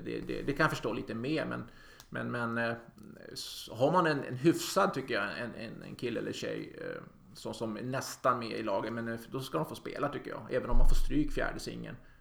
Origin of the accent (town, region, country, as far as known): Sweden